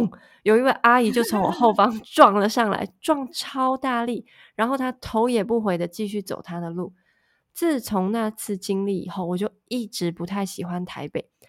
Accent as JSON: {"language": "Chinese", "country": "Taiwan", "moved": "as an adult", "lives_now": "Taipei, Taiwan", "said": "从到台北念大学到现在，前前后后加起来，我也在台北生活快十几年了"}